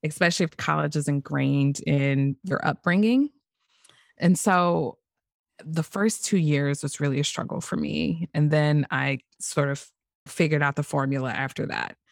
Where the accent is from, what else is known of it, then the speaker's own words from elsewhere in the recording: St. Louis, Missouri, United States; also born or lived in Greece; born and raised in Saint Louis